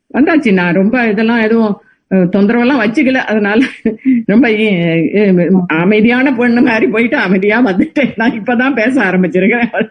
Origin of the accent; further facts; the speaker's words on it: Navalpattu, near Tiruchirappalli, Tamil Nadu, India; also born or lived in Kalkandar Kottai; now in United States; சொந்த ஊர் நவல்பட்டு என்ற கிராமம் திருச்சிக்கு பக்கத்தில் இருக்கிறது